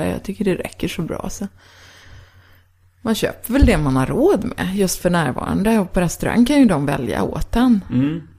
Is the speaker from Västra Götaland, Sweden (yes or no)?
yes; Gothenburg, Västra Götaland, Sweden; born there; now in Sörmland, Sweden; Nej, jag är född men i Göteborg.